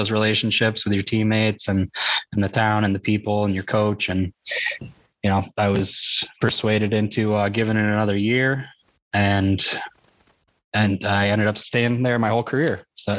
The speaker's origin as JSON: {"language": "English", "town": "South New Berlin", "region": "New York", "country": "United States", "tie": "born or raised there", "said": "No, I'm from I grew up in South New Berlin, and it's very small. It's smaller than Fayette. Really rural, but I mean, there's a lot more amenities closer."}